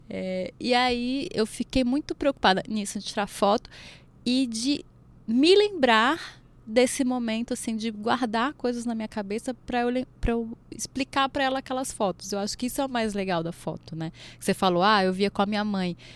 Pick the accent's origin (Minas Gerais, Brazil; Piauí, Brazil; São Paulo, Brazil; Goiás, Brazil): Goiás, Brazil; ali é minha terra.